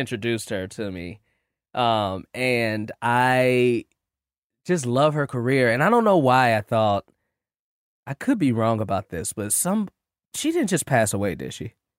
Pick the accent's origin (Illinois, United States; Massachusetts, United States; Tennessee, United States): Illinois, United States; Chicago; I'm from Chicago, too